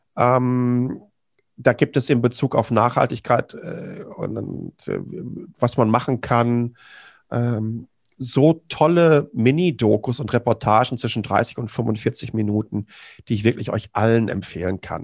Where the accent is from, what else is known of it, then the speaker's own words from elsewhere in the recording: Ruhr area, North Rhine-Westphalia, Germany; Ich komme ja direkt aus dem Ruhrgebiet